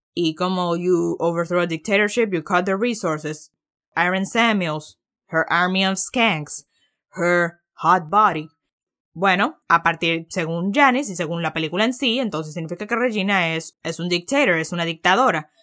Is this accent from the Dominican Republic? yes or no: yes; Dominican Republic; soy dominicano